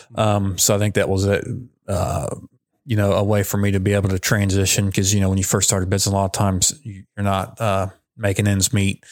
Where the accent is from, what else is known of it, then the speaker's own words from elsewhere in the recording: Madison, United States; moved away as an adult; also born or lived in Lynchburg, Virginia; I grew up in Madison, um, moved to Lynchburg, Virginia, kind of followed my brother there to Liberty University